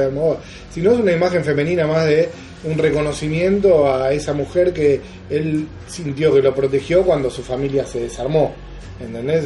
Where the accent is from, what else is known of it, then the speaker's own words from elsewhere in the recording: Argentina; yo soy argentino